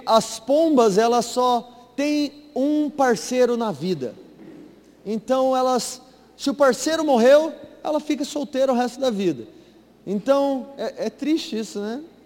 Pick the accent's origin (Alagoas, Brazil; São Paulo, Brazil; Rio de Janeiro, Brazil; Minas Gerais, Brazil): Minas Gerais, Brazil; Varginha; moved away; ela veio lá de Varginha, Minas Gerais, lá de onde eu vim